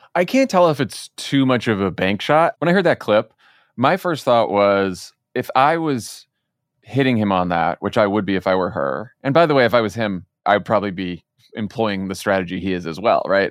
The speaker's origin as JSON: {"language": "English", "region": "Massachusetts", "country": "United States", "said": "I'm from Massachusetts"}